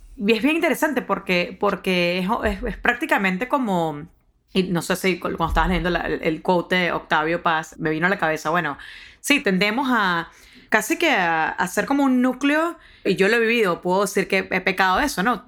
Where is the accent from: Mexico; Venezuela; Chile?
Venezuela; now in United States; en mi país